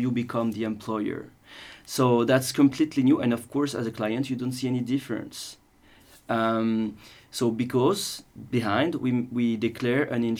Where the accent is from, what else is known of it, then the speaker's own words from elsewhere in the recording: Paris, Île-de-France, France; moved away as an adult; now in Switzerland; I'm actually from Paris, even though I've been living in Switzerland for 7 years now